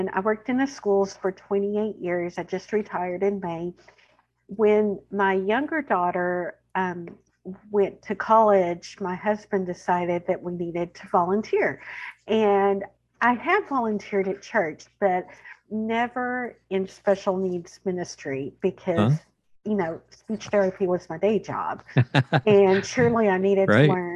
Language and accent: English; Central Texas, United States; accent: twang; You are going to hear my twang. I'm from Central Texas. I live there with my husband. I have two adult children and a dog. I am a lifelong Texan